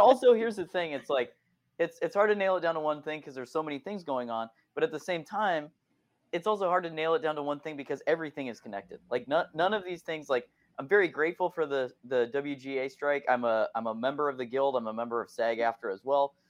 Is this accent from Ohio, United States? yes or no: yes; Akron, Ohio, United States; moved away; I am from Ohio originally, I'm from Akron, Ohio